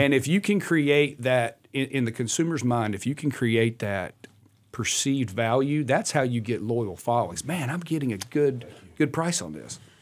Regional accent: Welcome, North Carolina, United States; a little town called Welcome

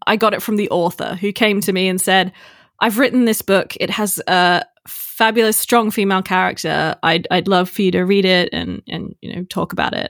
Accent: Australia; also born or lived in Texas, United States; I grew up in Australia

